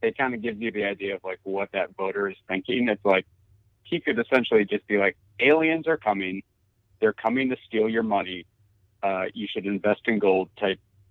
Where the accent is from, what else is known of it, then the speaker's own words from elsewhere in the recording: Michigan, United States; growing up in Michigan